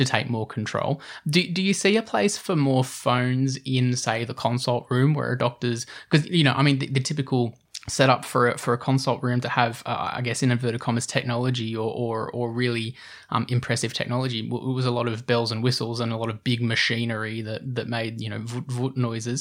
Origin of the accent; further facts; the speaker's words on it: Australia; being an Australian